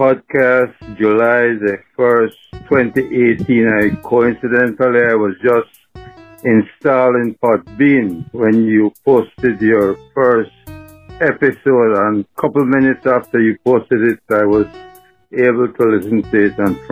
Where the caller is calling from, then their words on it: Belize; I'm calling you from Belize, Central America.